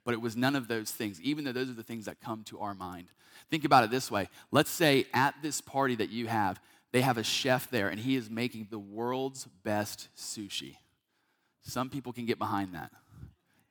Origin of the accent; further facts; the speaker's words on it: North Carolina, United States; now in Georgia, United States; I'm from North Carolina originally, been a part of churches there my entire life